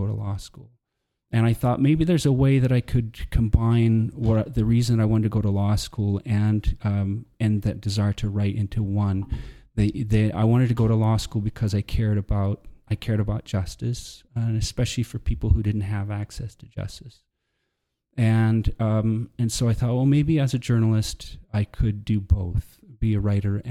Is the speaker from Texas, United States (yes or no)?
yes; Texas, United States; moved away as an adult; also born or lived in Alberta, Canada / Lethbridge, Canada; now in Canada; when I was four, we moved down to the States, and I grew up in Texas, but I spent a lot of time in Canada